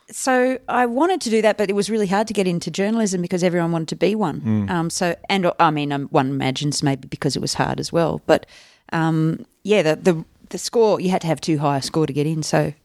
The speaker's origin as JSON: {"language": "English", "country": "India", "tie": "born or raised there", "lives_now": "Canada", "said": "if I tell people that I grew up in India, they're like, are you Indian?"}